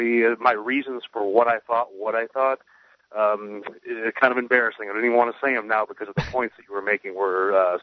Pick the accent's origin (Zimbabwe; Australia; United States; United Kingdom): United States; I'm an American, and Americans speak English, period.